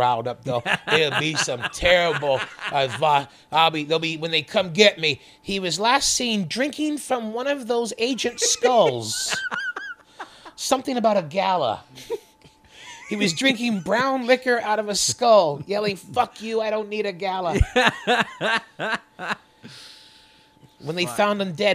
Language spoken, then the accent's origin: English; Winnipeg, Manitoba, Canada; moved away as an adult; now in Toronto, Canada; my hometown of Winnipeg